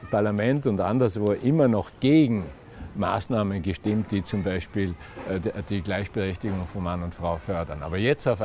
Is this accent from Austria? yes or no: yes; Austria; als Österreicher keine Ausnahme